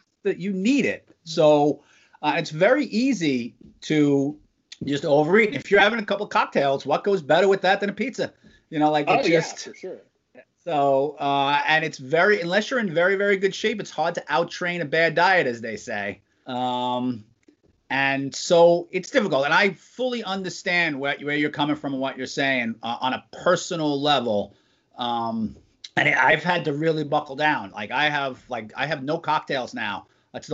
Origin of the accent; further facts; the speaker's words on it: New York City, New York, United States; now in Pennsylvania, United States; I grew up in Brooklyn